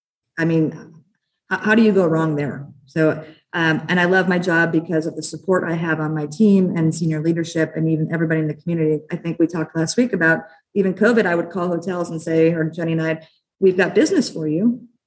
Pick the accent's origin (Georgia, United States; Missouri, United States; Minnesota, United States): Minnesota, United States; now in Las Vegas, United States; I grew up in Minnesota. It was a sports town. I moved to Vegas.